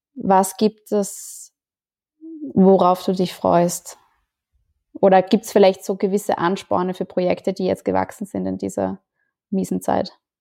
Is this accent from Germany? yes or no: no; Austria; ich bin Österreicherin